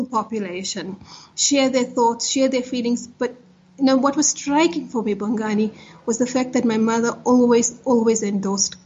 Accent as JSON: {"language": "English", "town": "Potchefstroom", "region": "North West", "country": "South Africa", "tie": "born or raised there", "said": "I grew up in Potchefstroom at the height of apartheid"}